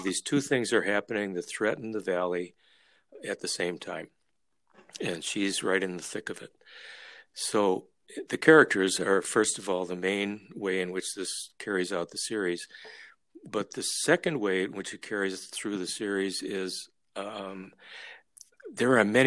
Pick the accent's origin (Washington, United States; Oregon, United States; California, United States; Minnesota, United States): Minnesota, United States; moved away as an adult; we're from Minnesota.